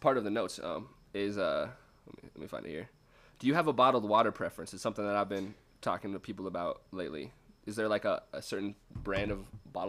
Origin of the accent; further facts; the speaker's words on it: Lead, South Dakota, United States; moved away; I grew up in Lead, and it's like a mining town.